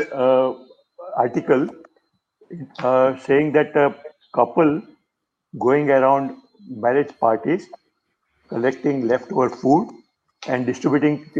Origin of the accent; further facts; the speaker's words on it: Mumbai, Maharashtra, India; I am from Mumbai, which is a commercial capital of India.